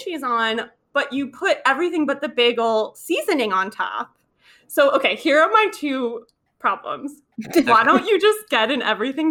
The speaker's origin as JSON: {"language": "English", "region": "Florida", "country": "United States", "also_born_or_lived": "New York", "moved": "yes", "said": "I'm from Florida. I'm not from New York originally."}